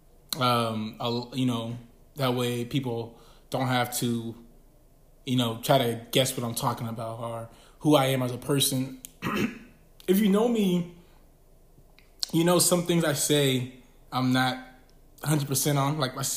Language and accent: English; Bay Area, California, United States; I'm from the Bay Area